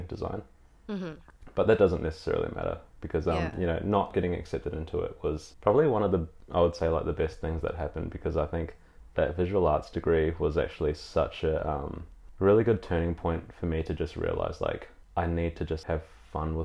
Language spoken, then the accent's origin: English; New Zealand; now in Melbourne, Australia; growing up in New Zealand, I was definitely like an art kid